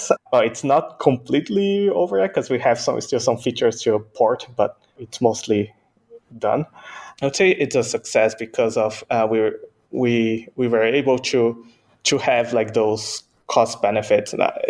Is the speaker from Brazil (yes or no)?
yes; Brazil; born there; first language Portuguese; English is a second language; So my native language is actually Portuguese. So I was born in Brazil. I'm a Japanese Brazilian, so my native language is Portuguese. Second language is English.